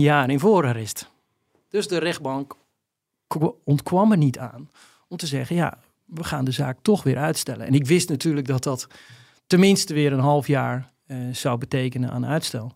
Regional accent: Volendam, North Holland, Netherlands; Omdat ik zelf ook uit Volendam kom

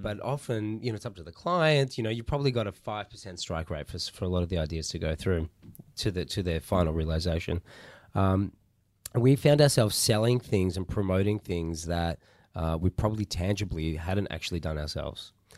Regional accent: Melbourne, Victoria, Australia; I'm Melbourne born and bred. Uh, so I've been, I've been here for most of my life

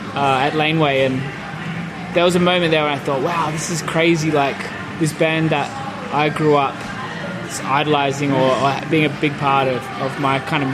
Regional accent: Perth, Western Australia, Australia; In Perth.

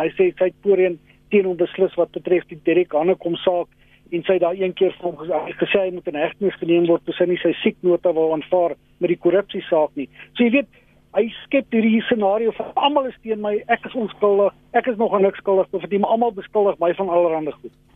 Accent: South Africa; ons as Suid-Afrikaners

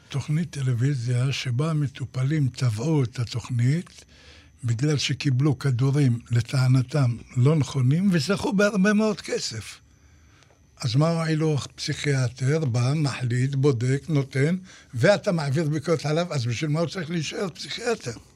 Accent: Ashdod, Southern District, Israel; אצלנו בשכונה, בפחונים, באשדוד

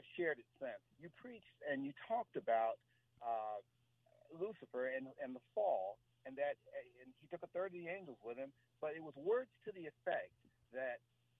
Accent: Severn, Maryland, United States; I'm actually from Severn, Maryland.

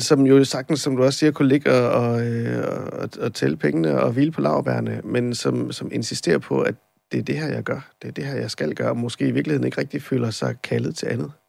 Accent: Randers, Central Denmark Region, Denmark; jeg er jo fra Randers oprindeligt

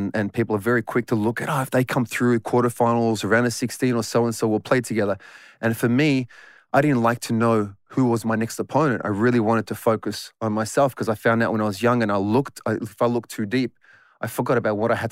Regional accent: Footscray, Victoria, Australia; I was born and raised in Footscray

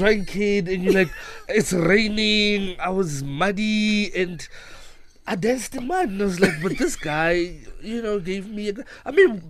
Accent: Pretoria, Gauteng, South Africa; moved away as an adult; now in Cape Town, South Africa; I'm from Mabubani. Yes. In Pretoria. I live in Cape Town now.

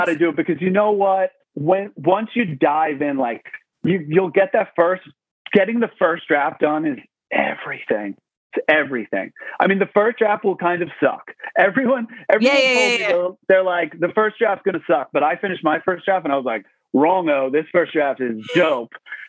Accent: New York, United States; So like a bunch of my friends that I grew up with on Long Island, we had a bunch of conversations

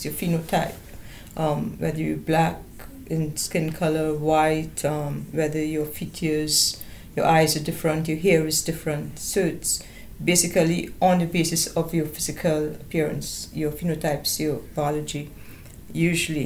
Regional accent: Trinidad & Tobago; now in New Zealand; In Trinidad, I don't need to identify. I'm Trinidadian.

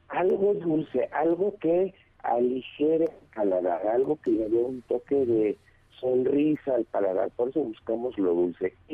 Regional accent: Mexico; porque como buenos mexicanos que somos

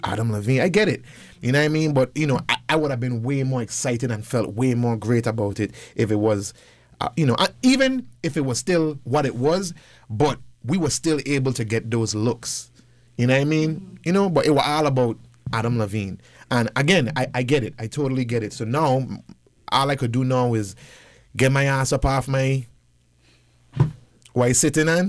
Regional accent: U.S. Virgin Islands; give people the nostalgia of growing up in the Virgin Islands. Those Virgin Islanders have moved to the States now

